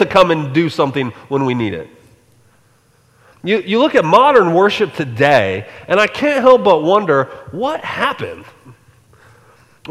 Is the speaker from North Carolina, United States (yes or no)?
no; Colorado, United States; moved away; also born or lived in Alaska; I grew up in Colorado